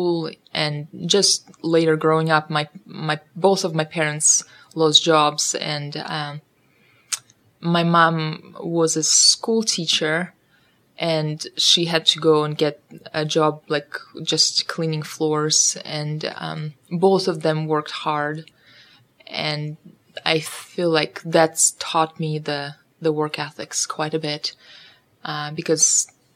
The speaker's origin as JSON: {"language": "English", "town": "Saratov", "region": "Saratov Oblast", "country": "Russia", "tie": "born or raised there", "also_born_or_lived": "Western Ukraine", "second_language": "English", "moved": "yes", "said": "I am from Russia. I am from city Saratov"}